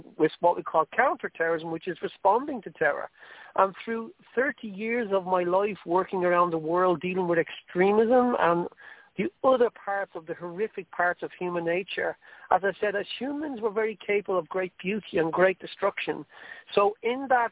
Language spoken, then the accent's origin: English; Ireland; accent: Irish; I'm not going to excuse my Irish accent. I love being Irish